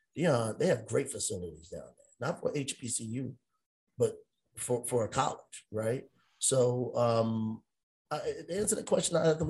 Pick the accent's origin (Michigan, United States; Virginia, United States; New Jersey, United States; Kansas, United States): Virginia, United States; Hampton; I'm from Hampton.